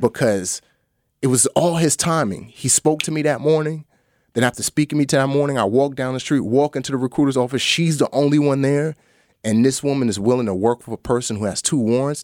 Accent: New York City, New York, United States; also born or lived in Lomé, Togo / Nigeria; we grew up in the Bronx

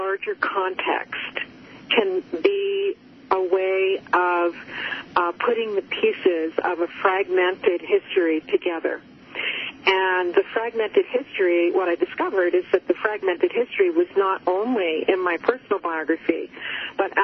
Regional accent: Cape Cod, Massachusetts, United States; I grew up on Cape Cod

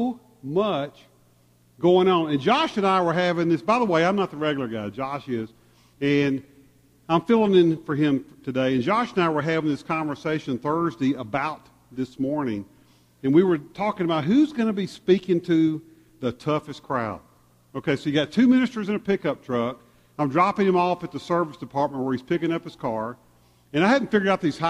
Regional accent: Memphis, Tennessee, United States; Being a Memphian, born and raised in Memphis, loving Memphis, living in Memphis

